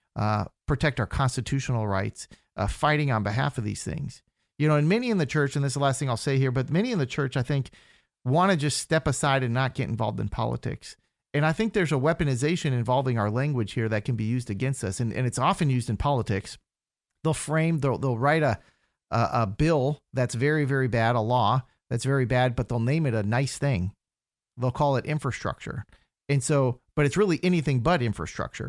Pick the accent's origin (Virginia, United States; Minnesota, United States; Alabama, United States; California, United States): Minnesota, United States; moved away as an adult; also born or lived in Fargo, North Dakota / Brazil; now in Central Florida, United States; originally I'm from Minnesota.